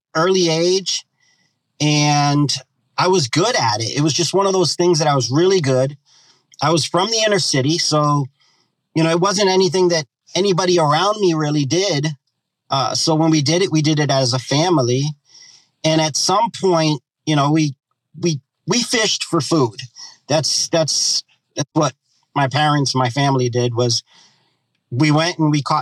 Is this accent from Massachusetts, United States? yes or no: yes; Boston, Massachusetts, United States; I'm born and raised in Boston, Massachusetts